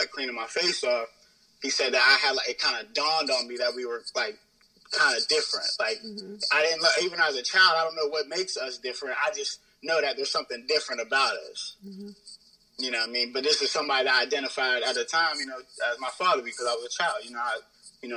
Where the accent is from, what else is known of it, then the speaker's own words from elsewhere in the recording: Pittsburgh, Pennsylvania, United States; where we were living at wasn't really the best like place where, you know, growing up in Pittsburgh.